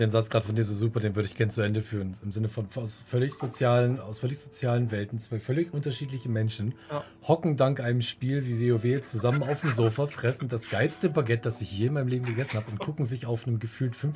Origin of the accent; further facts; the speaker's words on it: Northern Germany, Germany; Da, wo ich herkomme, also Bremen, Hamburg, die Richtung heißt es Knust.